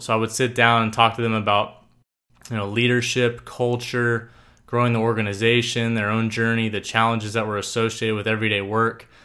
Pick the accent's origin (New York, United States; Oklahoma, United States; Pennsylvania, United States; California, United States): Oklahoma, United States; Tulsa; I grew up in Tulsa, Oklahoma